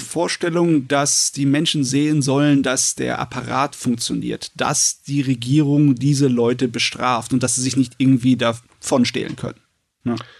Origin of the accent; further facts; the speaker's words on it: Germany; bei uns in Deutschland